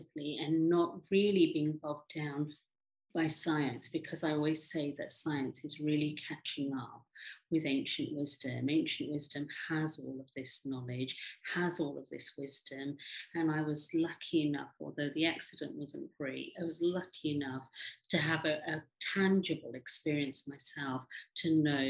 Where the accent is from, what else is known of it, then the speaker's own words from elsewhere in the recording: England, United Kingdom; also born or lived in Africa / India; I live in England, brought up in England, born in Africa, but originally from India.